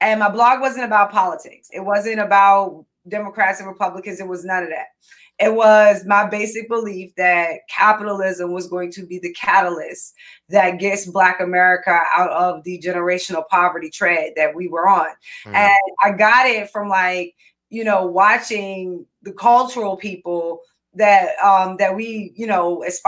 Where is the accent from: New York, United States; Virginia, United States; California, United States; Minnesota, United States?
Virginia, United States; Richmond; moved away as an adult; now in Northern Virginia, United States; I was born and raised in Richmond, Virginia